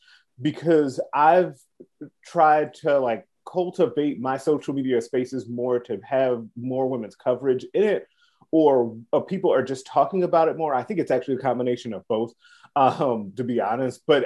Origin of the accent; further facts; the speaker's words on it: Chicago, Illinois, United States; I grew up in Chicago.